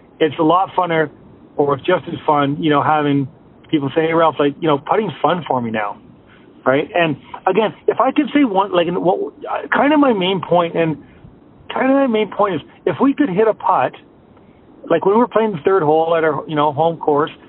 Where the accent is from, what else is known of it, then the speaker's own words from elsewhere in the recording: Canada; I'm Canadian